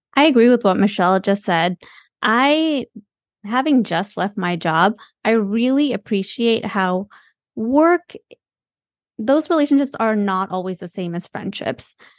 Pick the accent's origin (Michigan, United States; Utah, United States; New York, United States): Michigan, United States; moved away; also born or lived in the South (US) / San Francisco; We're from Michigan